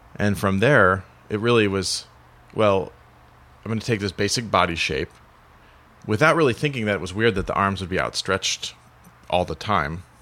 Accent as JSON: {"language": "English", "town": "Joliet", "region": "Illinois", "country": "United States", "said": "I'm from Joliet"}